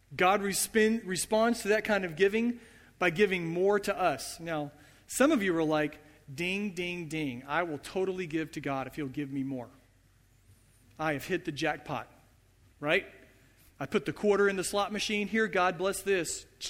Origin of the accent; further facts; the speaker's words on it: United States; as American Christians, as Western Christians